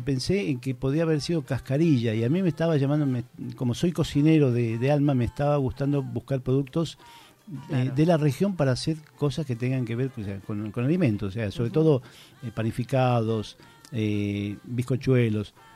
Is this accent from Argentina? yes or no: yes; Buenos Aires, Argentina; moved away as an adult; now in Santiago del Estero, Argentina; yo me crié en Buenos Aires y me eduqué con otras culturas de alimentos